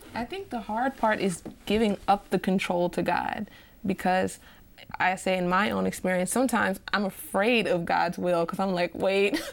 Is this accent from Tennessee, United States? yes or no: yes; Nashville, Tennessee, United States; also born or lived in Montgomery, Alabama; I was raised for most of my life in Nashville, Tennessee.